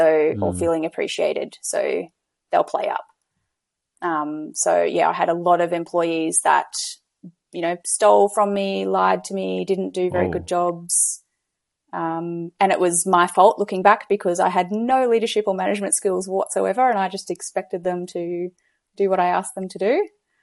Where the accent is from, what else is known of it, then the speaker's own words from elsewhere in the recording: Gold Coast, Queensland, Australia; I'm from Australia on the Gold Coast.